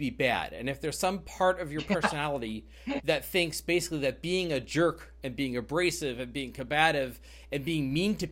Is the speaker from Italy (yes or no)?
no; Midwest, United States; I'm a Midwesterner